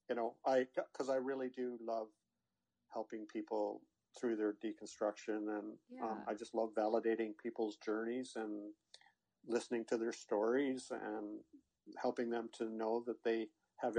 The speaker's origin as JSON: {"language": "English", "town": "Newmarket", "region": "Ontario", "country": "Canada", "said": "I'm from around there, Newmarket, Ontario, which is near Toronto"}